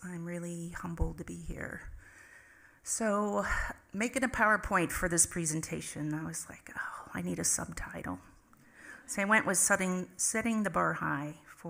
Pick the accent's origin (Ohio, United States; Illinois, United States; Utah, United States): Illinois, United States; Chicago; I'm originally from Chicago because my dad was from Pine Ridge and got relocated. So I call myself a relocation kid.